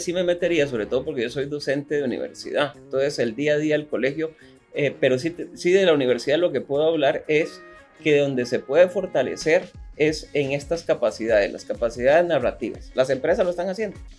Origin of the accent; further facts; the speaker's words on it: Costa Rica; así somos los ticos